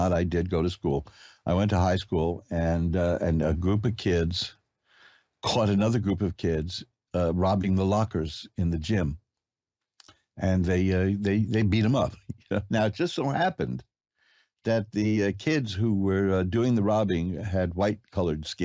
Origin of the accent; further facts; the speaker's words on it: New York, United States; I am a New Yorker